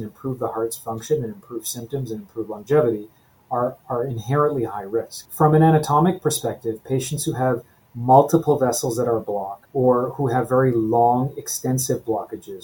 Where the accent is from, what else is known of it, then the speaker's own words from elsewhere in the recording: Edmonton, Alberta, Canada; moved away as an adult; also born or lived in Toronto, Canada / Calgary, Canada / Halifax, Canada / New York, United States; I grew up in Edmonton, Alberta